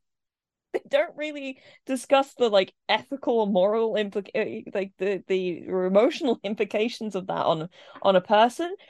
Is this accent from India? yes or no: no; England, United Kingdom; I was, you know, raised in England